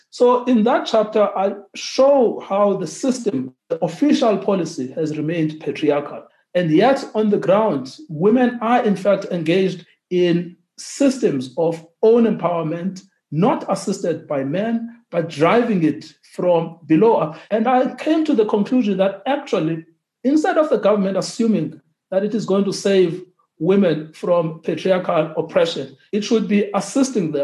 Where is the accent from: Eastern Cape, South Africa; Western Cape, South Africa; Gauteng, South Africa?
Eastern Cape, South Africa; Transkei; I grew up in the Transkei.